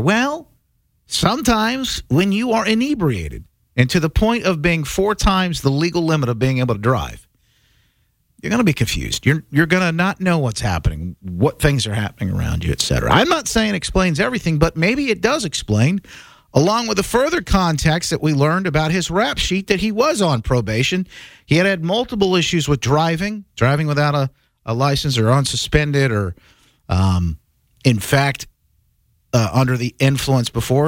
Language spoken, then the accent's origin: English; Evansville, Indiana, United States; Evansville, Indiana. That's my hometown